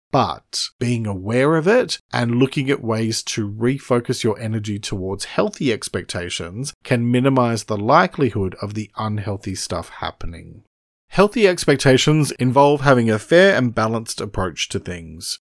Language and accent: English; Australia; I'm an Australian writer and speaker